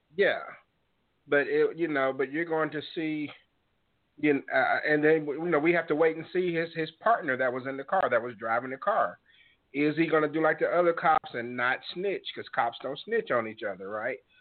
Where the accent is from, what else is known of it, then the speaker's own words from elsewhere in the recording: Mississippi, United States; I grew up in Mississippi.